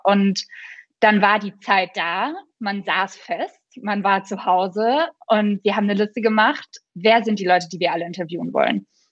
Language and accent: German; Franconia, Bavaria, Germany; bei uns in Franken